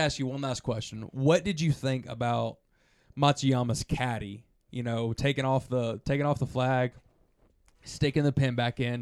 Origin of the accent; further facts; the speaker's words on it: United States; I was obviously being an American man in an American tournament